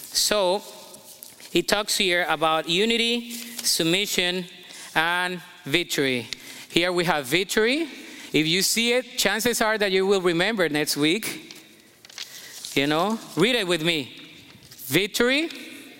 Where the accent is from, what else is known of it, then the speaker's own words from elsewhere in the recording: Colombia; moved away as an adult; now in United States; I'm Colombian American. I came here when I was 19, and I didn't drive in my country